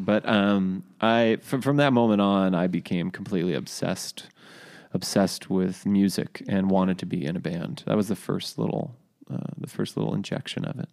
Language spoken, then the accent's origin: English; Cambria, California, United States; moved away as an adult; also born or lived in San Luis Obispo, California / Norway; that's my hometown